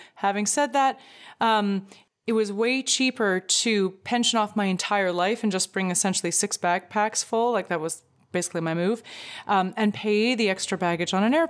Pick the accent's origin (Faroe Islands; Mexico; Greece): Greece; Well, so I'm from Greece and I will be staying here if, one way ticket booked.